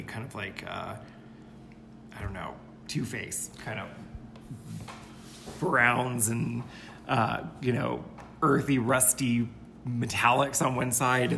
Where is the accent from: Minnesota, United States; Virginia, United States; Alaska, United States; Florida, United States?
Virginia, United States; also born or lived in San Francisco, California / Big Sur, California; now in Taos, United States